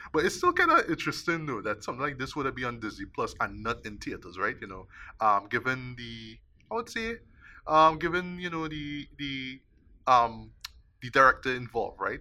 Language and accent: English; Trinidad & Tobago; me as a Trinidadian